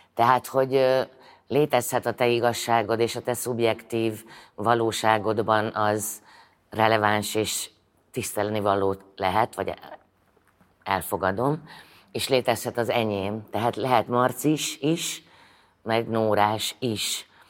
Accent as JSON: {"language": "Hungarian", "town": "Szombathely", "region": "Vas", "country": "Hungary", "tie": "born or raised there", "moved": "yes", "said": "szombathelyi vagyok"}